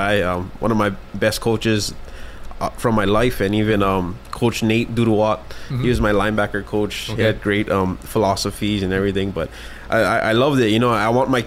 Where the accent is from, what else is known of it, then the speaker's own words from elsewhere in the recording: Hawaii, United States; I'm just local boy, born and raised